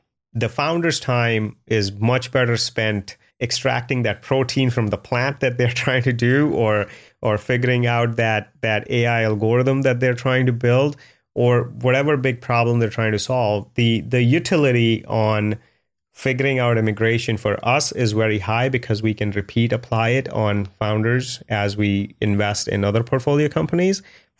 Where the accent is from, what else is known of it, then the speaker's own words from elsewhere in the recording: India; the biggest cultural difference was growing up in India was you're always competing.